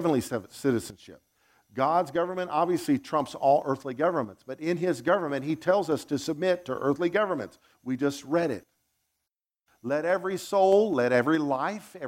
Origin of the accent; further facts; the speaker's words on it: United States; also born or lived in Zimbabwe; I'm an American